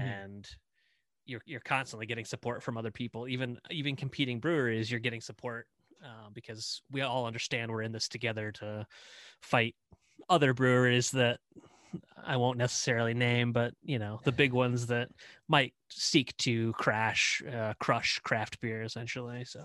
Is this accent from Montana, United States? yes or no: no; Indiana, United States; moved away as an adult; also born or lived in Cincinnati; I'm here as territory manager back in Indiana, my home state